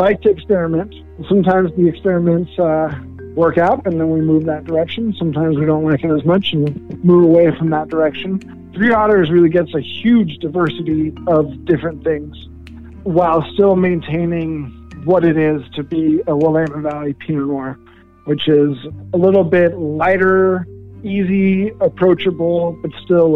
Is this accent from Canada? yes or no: no; Denmark; moved away; I was born in Denmark